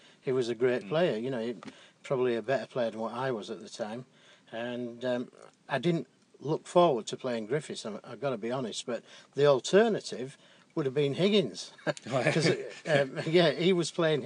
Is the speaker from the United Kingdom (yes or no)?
yes; England, United Kingdom; being an Englishman